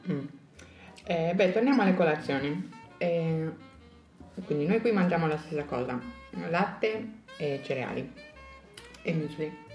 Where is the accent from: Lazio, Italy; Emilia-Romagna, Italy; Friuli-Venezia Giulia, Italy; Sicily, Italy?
Friuli-Venezia Giulia, Italy; Pordenone; sono di Pordenone e quindi sono molto più a nord.